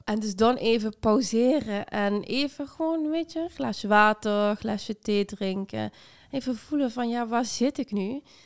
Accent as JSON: {"language": "Dutch", "region": "Limburg", "country": "Netherlands", "also_born_or_lived": "Amsterdam", "moved": "yes", "said": "ik kom uit Limburg en heel gelovig en heel traditioneel"}